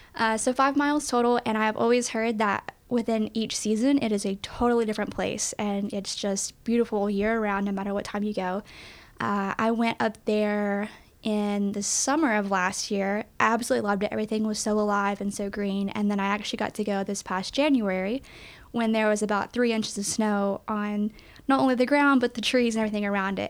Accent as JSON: {"language": "English", "region": "East Tennessee", "country": "United States", "tie": "born or raised there", "said": "born and raised in East Tennessee"}